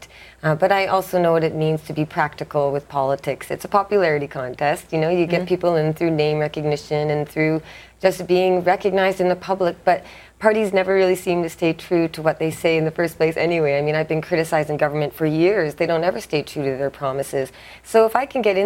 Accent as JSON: {"language": "English", "town": "Vancouver", "region": "British Columbia", "country": "Canada", "tie": "born or raised there", "said": "I've spoken at Liberal Party events in Vancouver East, the riding in my hometown"}